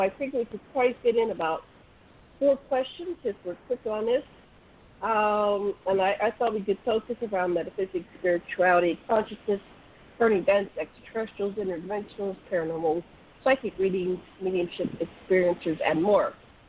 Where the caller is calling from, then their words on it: Maui, Hawaii, United States; I'm calling in from Maui, Hawaii.